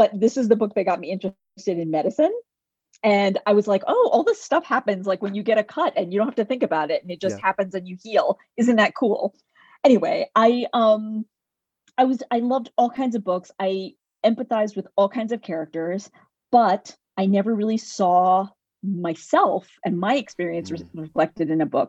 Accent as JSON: {"language": "English", "country": "United States", "tie": "born or raised there", "also_born_or_lived": "India", "said": "I'm technically an immigrant. I came to the U.S. as a baby."}